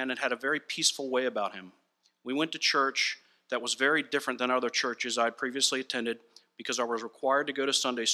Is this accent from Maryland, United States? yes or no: yes; Annapolis, Maryland, United States; I was born in Annapolis and have spent my entire life in Maryland